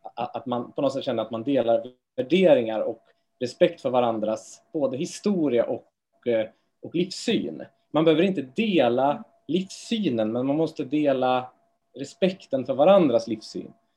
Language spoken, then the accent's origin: Swedish; Trollhättan, Västra Götaland, Sweden; moved away; jag är från Trollhättan från början